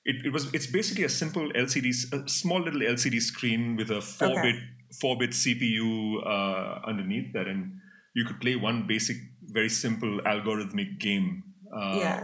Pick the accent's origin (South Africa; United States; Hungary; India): India; Mumbai, Maharashtra; I grew up in India, in Mumbai.